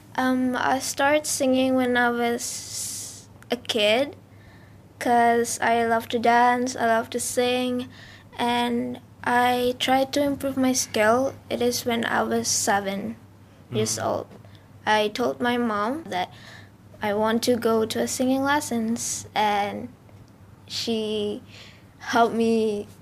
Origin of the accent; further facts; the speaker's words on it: Denpasar, Bali, Indonesia; English is a second language; I'm from Bali